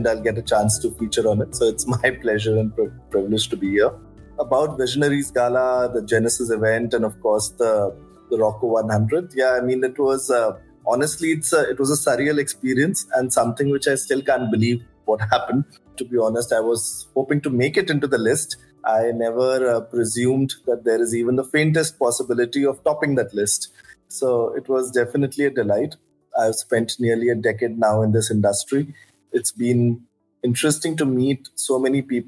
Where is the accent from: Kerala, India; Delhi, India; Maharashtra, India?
Delhi, India; New Delhi; I grew up in New Delhi